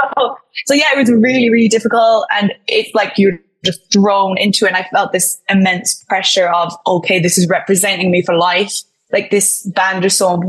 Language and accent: English; Killarney, Munster, Ireland; We're from a very small town in Killarney.